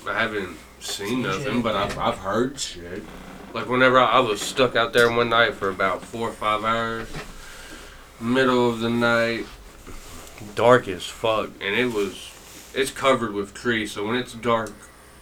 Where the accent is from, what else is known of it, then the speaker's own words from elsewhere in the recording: Marshall, Texas, United States; moved away; I am from Texas. Marshall, Texas. It is 12 hours away